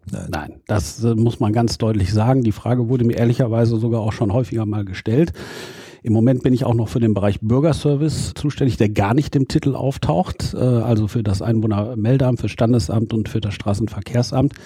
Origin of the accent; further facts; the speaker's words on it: Dülmen, North Rhine-Westphalia, Germany; also born or lived in Münster; ich komme ja aus dem Elternhaus in Dülmen in Westfalen